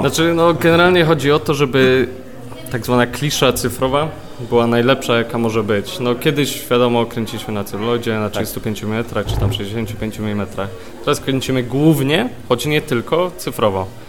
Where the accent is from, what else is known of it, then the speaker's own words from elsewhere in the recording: Poznań, Greater Poland, Poland; moved away as an adult; also born or lived in London; jestem z Poznania, wyjechałem na studia yy, do Londynu właśnie